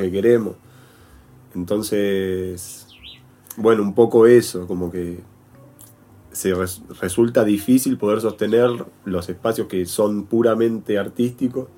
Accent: Buenos Aires, Argentina; moved away as an adult; also born or lived in Traslasierra Valley, Córdoba; Yo vengo de Almagro, de Buenos Aires.

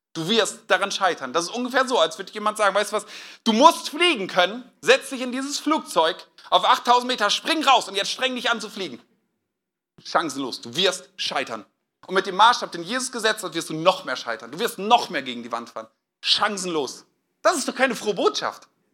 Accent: Northern Germany, Germany; now in Westhausen, Germany; Ich komme ja eigentlich aus Norddeutschland

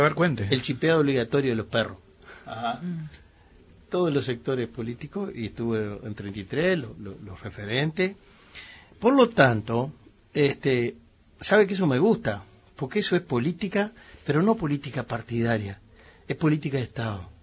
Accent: Uruguay; los uruguayos pensamos

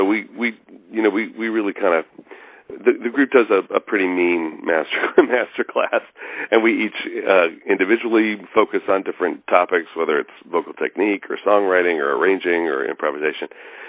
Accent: New Jersey, United States; also born or lived in Colorado / Pennsylvania / Boston; I grew up in New Jersey, outside of Manhattan, and we lived there for a bunch of years, and then moved to Colorado, and then we moved to Pennsylvania, and then Boston.

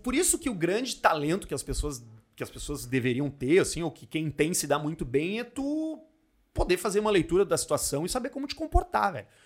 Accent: Porto Alegre, Rio Grande do Sul, Brazil; Nasci em Porto Alegre, morei em AP a minha vida inteira

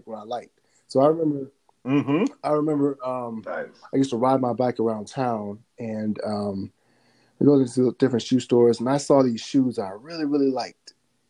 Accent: Mississippi, United States; also born or lived in Alabama / Tennessee; So I grew up in Mississippi and Alabama, a little bit of time in Tennessee.

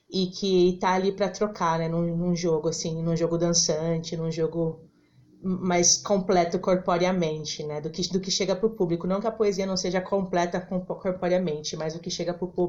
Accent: São Paulo, Brazil; eu nasci em São Paulo mesmo, sempre morei aqui em São Paulo. A princípio na Penha, Zona Leste, e agora eu moro na República, no centro.

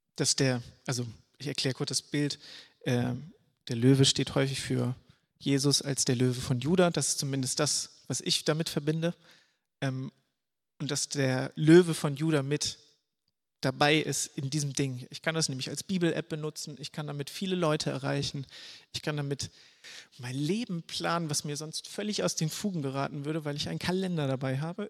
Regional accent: Schleswig-Holstein, Germany; ich komme hier aus Schleswig-Holstein

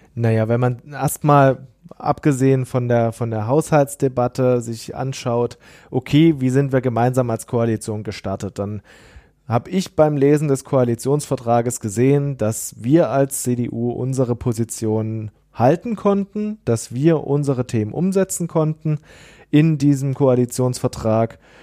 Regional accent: East Germany, Germany; ich komme aus dem Osten Deutschlands

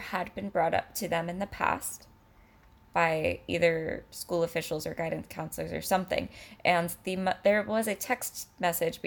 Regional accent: California, United States; I'm a Californian

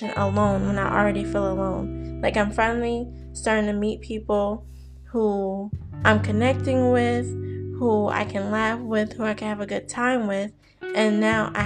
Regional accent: New Jersey, United States; moved away; also born or lived in Maryland; my home in Jersey

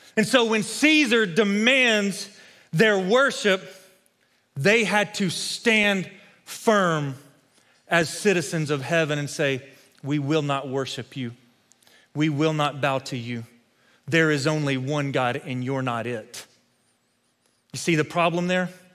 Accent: West Texas, United States; Growing up in West Texas, I spent a lot of time as a kid playing football

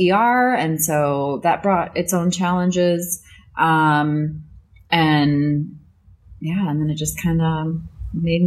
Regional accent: Northwest Indiana, United States; moved away as an adult; now in Florida, United States; I'm from Northwest Indiana

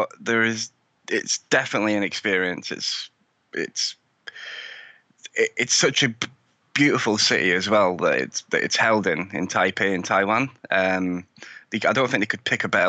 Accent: United Kingdom; But as you can probably tell by my accent, I'm from the UK. I live in the UK.

